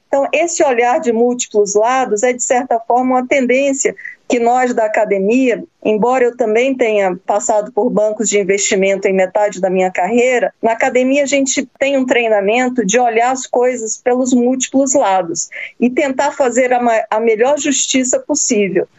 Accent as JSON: {"language": "Portuguese", "country": "Brazil", "said": "nós, como brasileiros"}